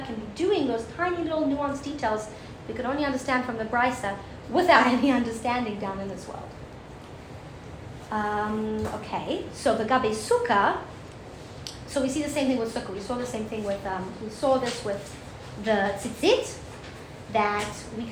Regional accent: South Africa; moved away; I'm from South Africa.

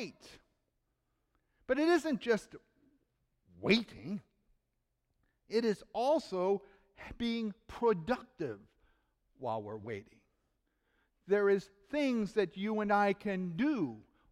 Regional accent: Cleveland, Ohio, United States; in Cleveland, Ohio, my hometown

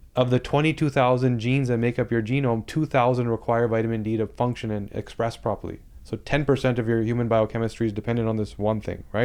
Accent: Toronto, Ontario, Canada; I'm from Toronto

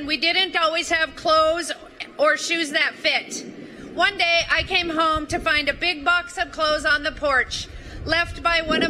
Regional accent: Butte, Montana, United States; from Butte, Montana, a copper mining town in the Rocky Mountains. I grew up in a very large family

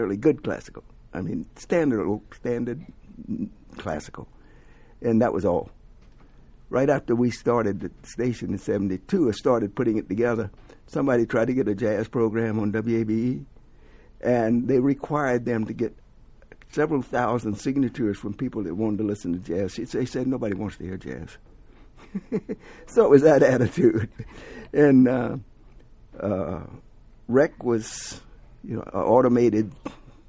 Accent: the South, United States; also born or lived in New York; now in Atlanta, United States; I'm from the South originally

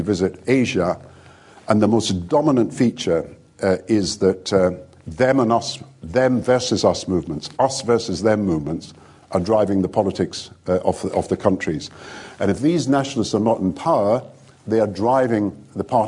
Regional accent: Scotland, United Kingdom; I'm Scottish and British

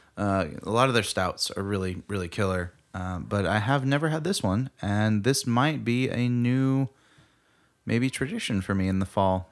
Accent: United States

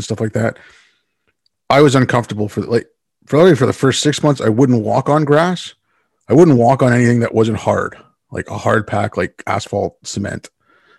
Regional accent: India; also born or lived in Yemen; I was born in India. My family's from there. I mean, originally my family's from Yemen

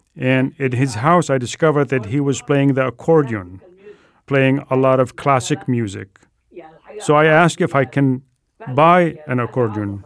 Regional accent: Egypt; English is a second language; moved away as an adult; now in Seattle, United States; So I have been in Seattle for 38 years. I was born in Egypt.

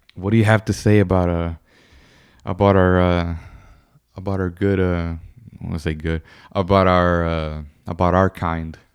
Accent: United States; I was born here in America

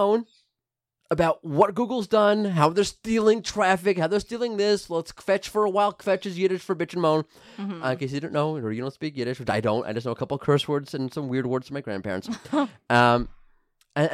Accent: New York, United States; I'm from New York.

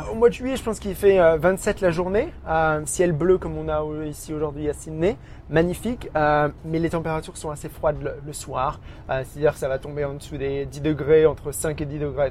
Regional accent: small village near Auxerre, Bourgogne-Franche-Comté, France; moved away as an adult; now in Brisbane, Australia; je suis euh, originaire vraiment d'un petit village

